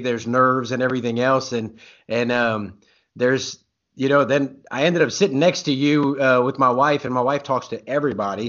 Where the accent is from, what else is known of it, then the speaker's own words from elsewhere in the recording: Louisiana, United States; now in Oklahoma, United States; I'm from Louisiana, and I live in Oklahoma now